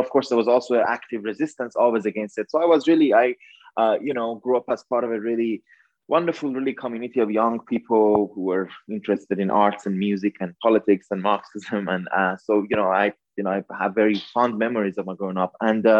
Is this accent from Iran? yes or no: yes; Iran; now in New York, United States; So I grew up in Iran, in the Islamic Republic of Iran. I was born in 1988. So I was born in the last months, if you will, of the Iran-Iraq War